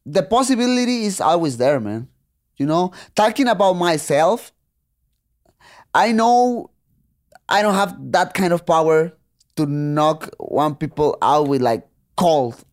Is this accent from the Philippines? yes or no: no; Tijuana, Baja California, Mexico; English is a second language; when I was a kid and I was growing up there in Tijuana